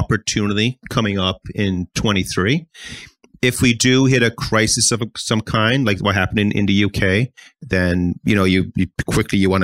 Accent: Halifax, Nova Scotia, Canada; I'm from Halifax

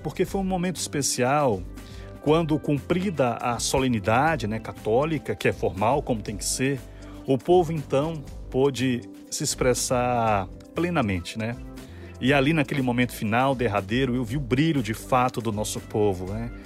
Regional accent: Serrinha, Bahia, Brazil; now in Salvador, Brazil; desde a minha infância lá em Serrinha

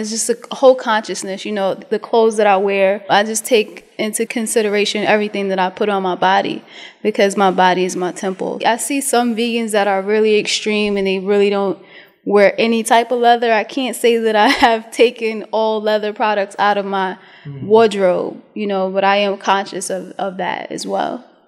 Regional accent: New York City, New York, United States; moved away as an adult; also born or lived in DMV; I'm from Brooklyn, Brooklyn, New York

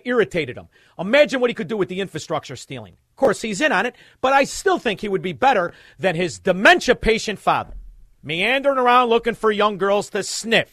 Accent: Chicago, Illinois, United States; we're from Chicago

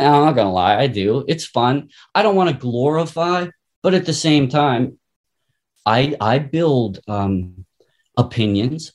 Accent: Pittsburgh, Pennsylvania, United States; I'm from Pittsburgh

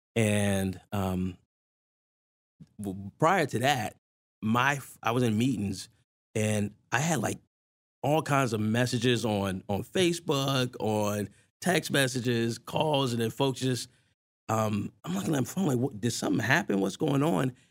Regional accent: Newport News, Virginia, United States; I grew up in Newport News, Virginia

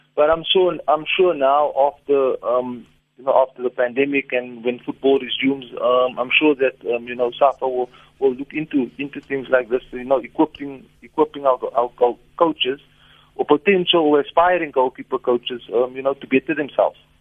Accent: South Africa; I'm South African

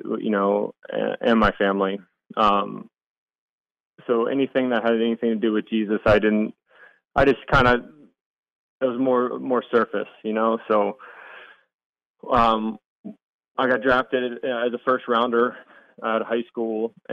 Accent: Maryland, United States; I grew up in Maryland

